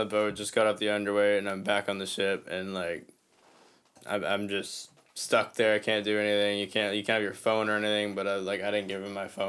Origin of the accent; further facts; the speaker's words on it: Boston, Massachusetts, United States; Yeah, well, technically I am from Boston. Like, that's where, like, my parents grew up in Massachusetts.